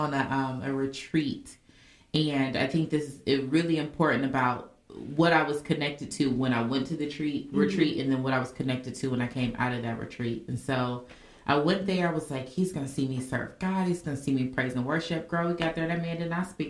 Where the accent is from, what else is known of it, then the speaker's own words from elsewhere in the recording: Indianapolis, Indiana, United States; I'm from Indianapolis